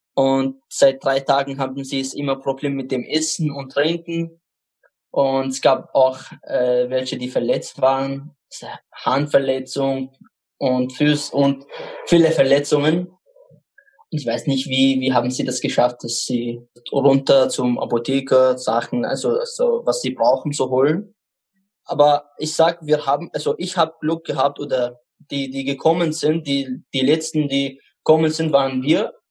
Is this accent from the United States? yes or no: no; Baghdad, Baghdad Governorate, Iraq; German is a second language; now in Eichgraben, Austria; Ich komme aus dem Irak. Bagdad, also die Hauptstadt.